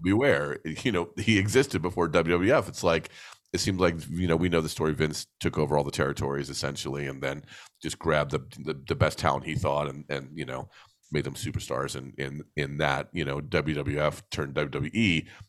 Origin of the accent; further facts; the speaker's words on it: New Jersey, United States; I grew up on the East Coast of the United States in New Jersey